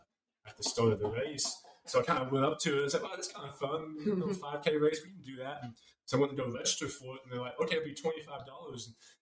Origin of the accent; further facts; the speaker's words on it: Edmond, Oklahoma, United States; No, I was born and raised here in Edmond. Grew up here with the high school, off and on in college at UCO.